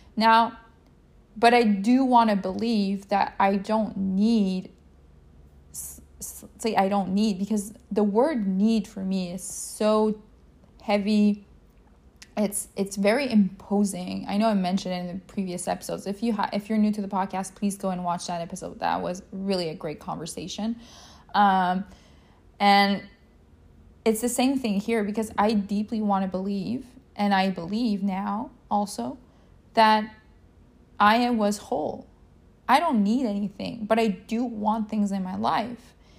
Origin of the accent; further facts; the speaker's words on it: Quebec, Canada; I'm from Canada, Quebec, Canada, to be more exact.